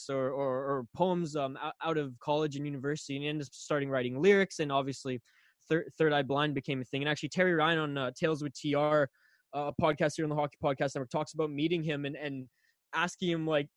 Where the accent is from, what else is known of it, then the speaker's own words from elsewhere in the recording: Canada; I'm Canadian.